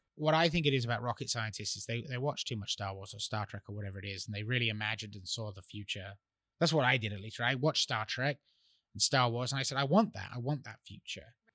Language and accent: English; England, United Kingdom; moved away; I grew up in England